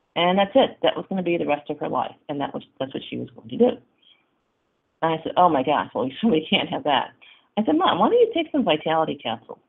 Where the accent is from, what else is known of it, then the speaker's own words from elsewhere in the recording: Syracuse, New York, United States; I'm from Syracuse, New York